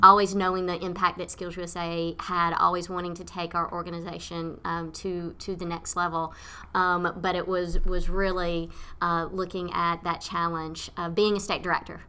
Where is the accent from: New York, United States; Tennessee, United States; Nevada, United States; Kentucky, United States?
Tennessee, United States; Nashville; moved away as an adult; now in Leesburg, Virginia, United States; I'm originally from Tennessee, from Nashville, Tennessee